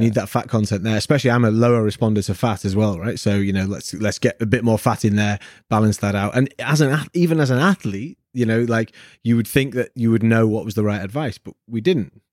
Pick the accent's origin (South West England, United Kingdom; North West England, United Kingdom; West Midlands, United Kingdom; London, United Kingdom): North West England, United Kingdom; Manchester; I'm from Manchester in the north of England where we meant to be salt of the earth grafters